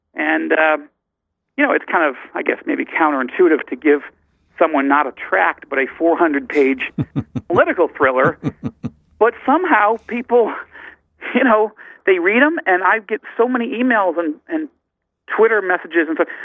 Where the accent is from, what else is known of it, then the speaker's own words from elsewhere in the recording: Fairport, New York, United States; moved away as an adult; also born or lived in Syracuse, New York; now in Israel; I was born in Syracuse and grew up uh, in a little town outside of Rochester uh, called Fairport